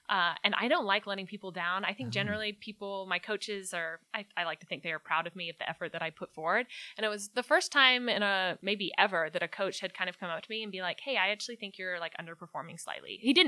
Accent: Scotland, United Kingdom; born there; Born in Scotland, so I graduated from Rice in 2009, and because I was born in Scotland, I had that opportunity to compete in the Commonwealth Games in 2010

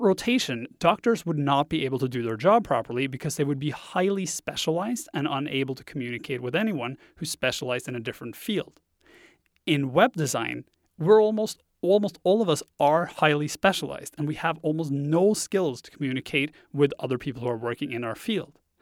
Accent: Norway; first language Norwegian; English is a second language; moved away as an adult; I grew up in Norway. I spent the first twenty-two years of my life there. So English is my second language

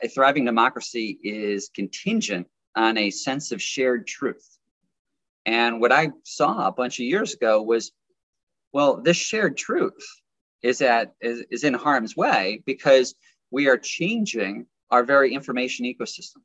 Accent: United States; also born or lived in New York; as an American and sitting in New York

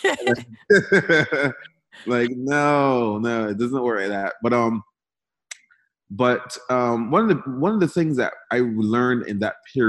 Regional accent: Barbados; moved away as an adult; now in United States; I was born and raised in Barbados

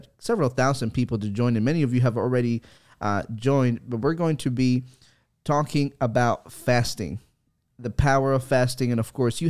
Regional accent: El Salvador; moved away; I'm from El Salvador

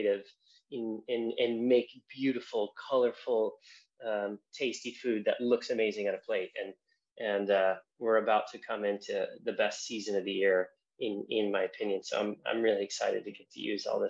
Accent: Southern California, United States; moved away as an adult; now in London, United Kingdom; coming from California

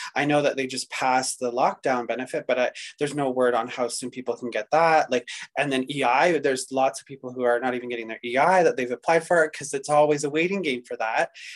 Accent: Pembroke, Ontario, Canada; now in Calgary, Canada; I'm actually an Algonquin Indigenous from Ontario. I was born in Pembroke, Ontario

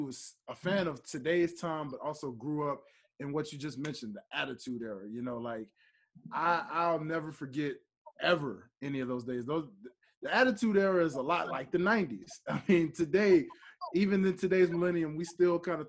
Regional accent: Memphis, Tennessee, United States; now in Atlanta, United States; I'm from Memphis, but I live in Atlanta

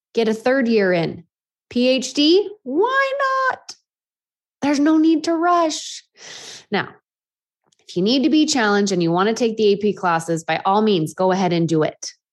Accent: Half Moon Bay, California, United States; my hometown of Half Moon Bay

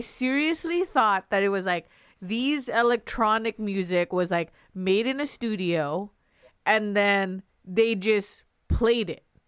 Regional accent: Long Beach, California, United States; moved away; I grew up in California, in Long Beach

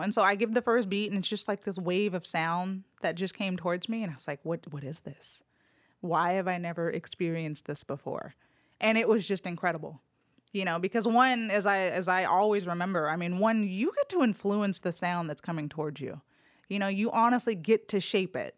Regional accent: Los Angeles, California, United States; born or raised there; now in Memphis, United States

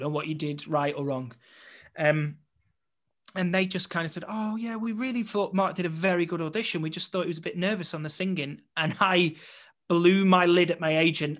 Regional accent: Blackpool, North West England, United Kingdom; moved away; to return back to my hometown

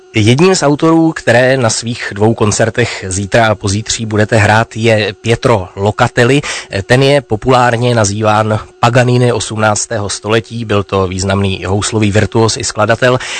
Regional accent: Opava, Moravian-Silesian Region, Czechia; Já jsem shodou okolností zase z Opavy

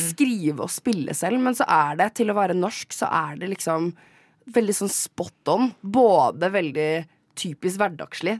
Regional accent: Gol, Buskerud, Norway; jeg er personlig fra Gol

